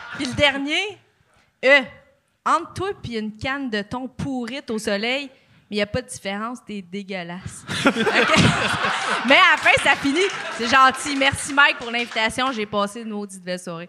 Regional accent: Joliette, Quebec, Canada; je viens de Juliette

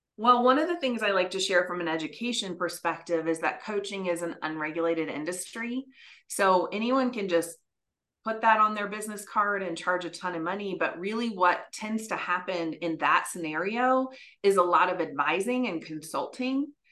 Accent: West Lafayette, Indiana, United States; I actually grew up in West Lafayette

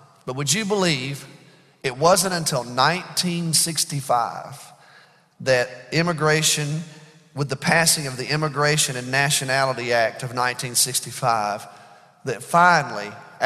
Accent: Birmingham, Alabama, United States; I was reared in Birmingham, Alabama, during the civil rights era.

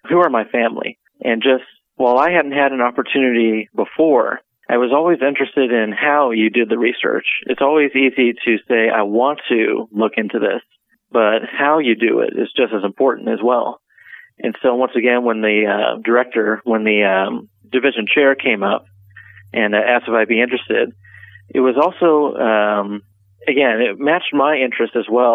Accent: Neosho, Missouri, United States; So I am a Neosho native. I've grown up here for about 26 years.

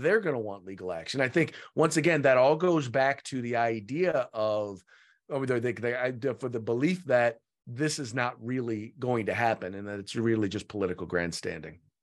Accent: Richmond, California, United States; now in Sacramento, United States; I grew up in Richmond, California, which is, uh, the San, in the San Francisco Bay Area

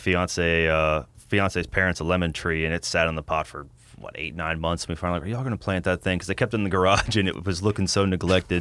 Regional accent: Abita Springs, Louisiana, United States; I'm originally from Abita Springs

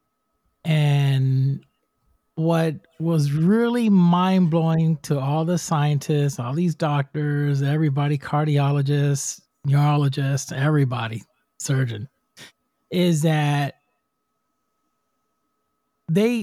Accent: Puerto Rico; I'm from Puerto Rico. I'm from the island. I'm Spanish.

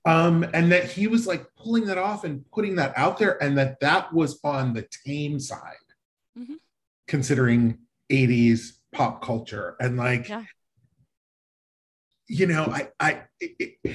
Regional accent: Denver, Colorado, United States; growing up in Denver

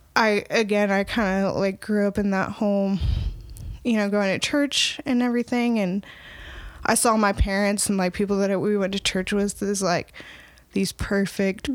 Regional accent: Opelika, Alabama, United States; now in Northwest Arkansas, United States; I'm originally from Opelika, Alabama.

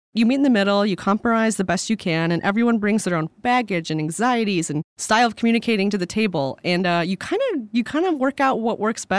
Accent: New York, United States; I'm a super ask person, and to add to that, I'm originally from New York.

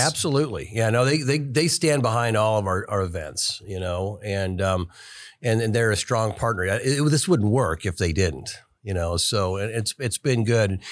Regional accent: Kansas City, United States; I grew up here in Kansas City

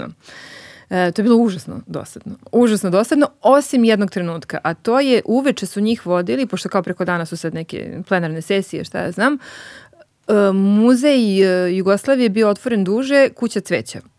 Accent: Belgrade, Serbia; i ja sam iz Beograda

